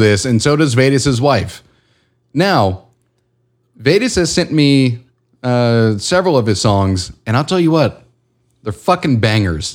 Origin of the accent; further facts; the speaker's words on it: Houston, Texas, United States; I grew up in Houston